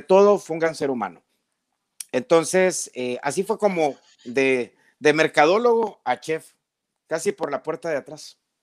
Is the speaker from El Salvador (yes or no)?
yes; El Salvador